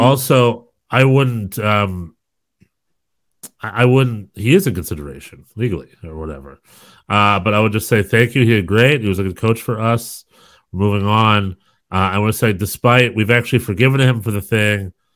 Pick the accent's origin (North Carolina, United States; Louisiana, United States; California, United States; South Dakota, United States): North Carolina, United States; I am from North Carolina